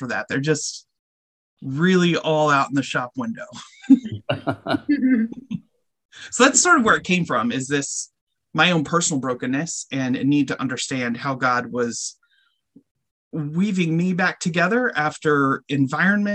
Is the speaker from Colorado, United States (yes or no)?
yes; Colorado, United States; moved away; also born or lived in Bensalem, Pennsylvania; I was raised in Colorado